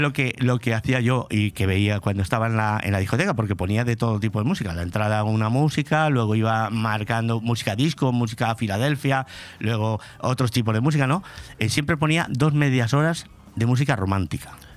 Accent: Pedro Muñoz, Castilla-La Mancha, Spain; also born or lived in Madrid; now in Benidorm, Spain; nací, en Madrid. Lo que pasa es que me crié en Pedro Muñoz. Me crié en Pedro Muñoz prácticamente toda mi vida.

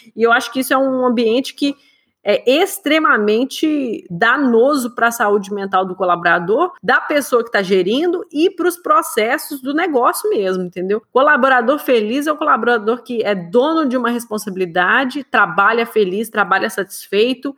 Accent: Minas Gerais, Brazil; eu cresci em Minas

